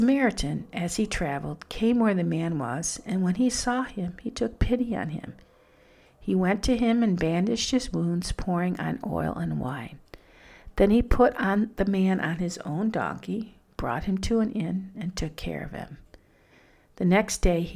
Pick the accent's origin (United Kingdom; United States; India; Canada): United States; Detroit, Michigan; I grew up in Detroit in an unsafe neighborhood.